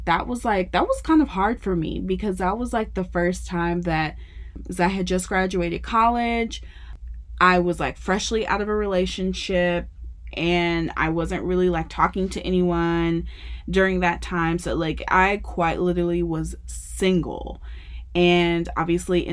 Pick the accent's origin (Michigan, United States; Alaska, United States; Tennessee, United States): Tennessee, United States; Memphis; also born or lived in Arkansas / Virginia; now in San Antonio, United States; I am originally from Memphis, Tennessee. It's where I grew up.